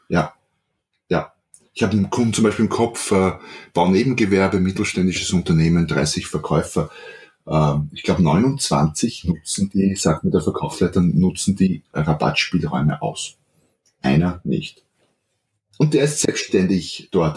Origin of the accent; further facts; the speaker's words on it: Austria; accent: Austrian; ich bin Österreicher, wie man hört, deswegen auch südlich von Wien